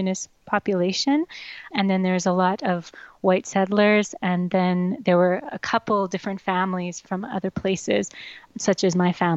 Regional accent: Yellowknife, Northwest Territories, Canada; I grew up in Yellowknife, Northwest Territories

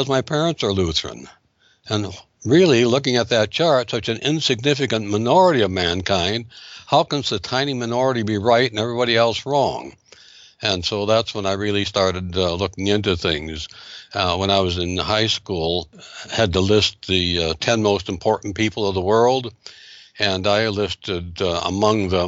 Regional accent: North Dakota, United States; I grew up in North Dakota

